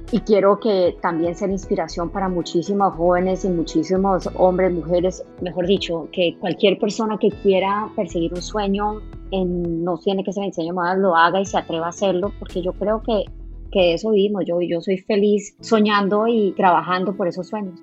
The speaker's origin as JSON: {"language": "Spanish", "country": "Colombia", "said": "somos colombianos"}